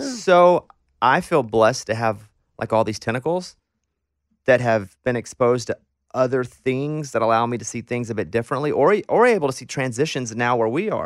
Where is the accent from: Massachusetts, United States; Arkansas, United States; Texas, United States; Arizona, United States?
Arkansas, United States; I grew up in Arkansas